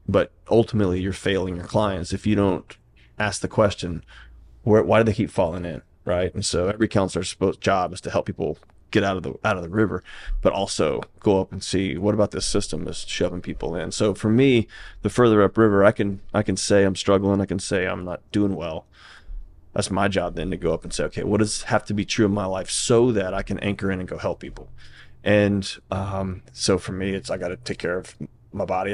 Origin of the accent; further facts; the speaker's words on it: Houston, Texas, United States; now in Nashville, United States; I was born and raised in Houston, Texas.